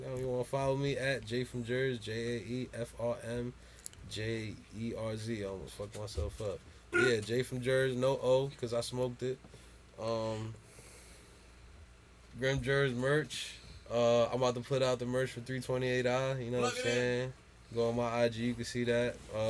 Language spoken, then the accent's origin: English; Jersey City, New Jersey, United States; I'm from Jersey City, man. Like